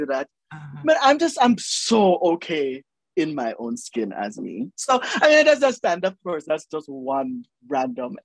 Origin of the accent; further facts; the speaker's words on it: Jamaica; moved away; also born or lived in New York / United Kingdom; the way I speak as a Jamaican